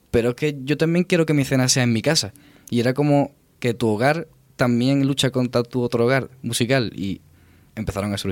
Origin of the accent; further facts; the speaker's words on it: Cádiz, Andalusia, Spain; somos de Cádiz